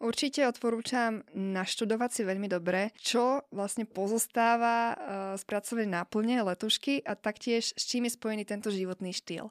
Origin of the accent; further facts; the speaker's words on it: Slovakia; moved away; propagujem sa ako Slovenka, nehambím sa za